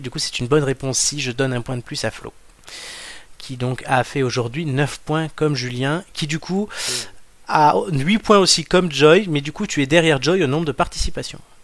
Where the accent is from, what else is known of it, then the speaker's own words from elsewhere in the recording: near Mugello, Tuscany, Italy; du Mugello, qui sont donc quasiment de là d'où je viens